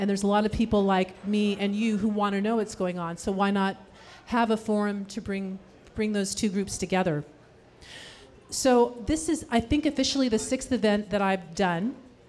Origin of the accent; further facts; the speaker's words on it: Sacramento, California, United States; also born or lived in San Francisco; So I grew up here in Sacramento, in Carmichael